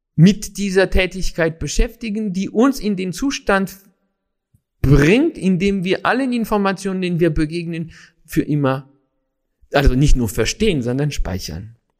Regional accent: Paris, Île-de-France, France; in Paris auf jeden Fall in der Stadt, wo ich groß geworden bin

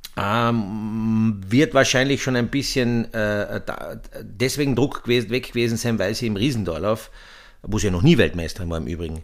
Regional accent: Austria; für uns Österreicher

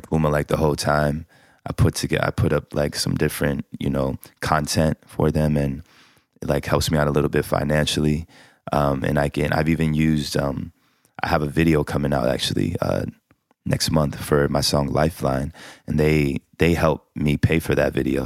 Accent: Columbus, Ohio, United States; I grew up in Columbus, Ohio

